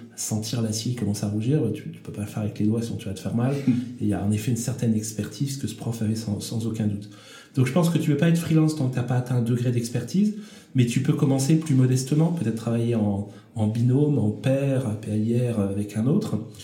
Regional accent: France; en tant que Français

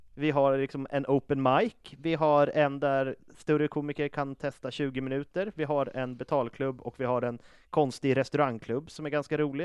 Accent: Uppsala, Uppsala County, Sweden; now in Stockholm, Sweden; jag är från Uppsala

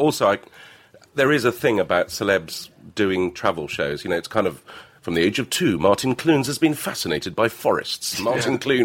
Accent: Lebanon; now in England; I grew up in Lebanon.

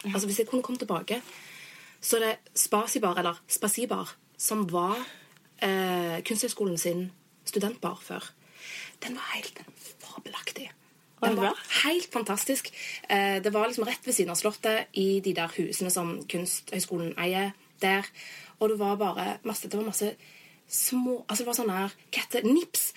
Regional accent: Norway; moved away; jeg er jo blonde fra Norge

